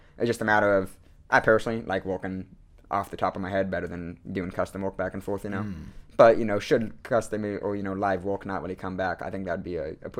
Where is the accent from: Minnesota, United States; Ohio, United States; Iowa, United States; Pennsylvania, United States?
Iowa, United States; Boone; also born or lived in Winterset, Iowa; So I grew up in Boone, Iowa, and then my junior year, 2015, I actually moved to Winterset.